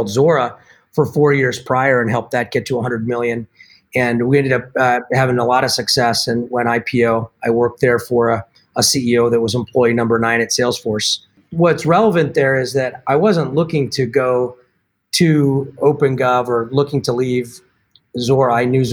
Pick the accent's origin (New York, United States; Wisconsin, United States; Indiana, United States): Wisconsin, United States; Milwaukee; moved away as an adult; also born or lived in Boston; where I grew up here in Milwaukee